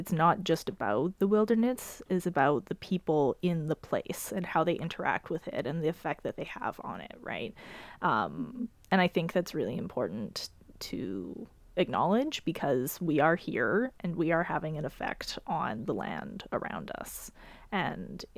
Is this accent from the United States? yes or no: no; Alberta, Canada; moved away; I grew up in Alberta